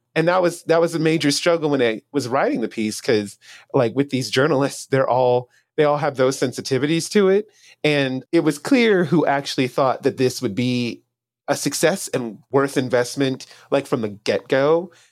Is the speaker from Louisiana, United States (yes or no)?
yes; Louisiana, United States; moved away as an adult; also born or lived in New Orleans, Louisiana; now in Austin, United States; I'm from Louisiana in general but I've spent the past five years living in New Orleans